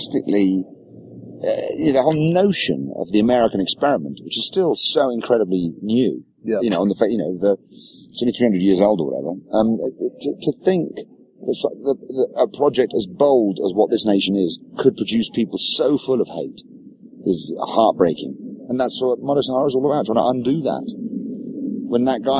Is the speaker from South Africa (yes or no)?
no; England, United Kingdom; as an Englishman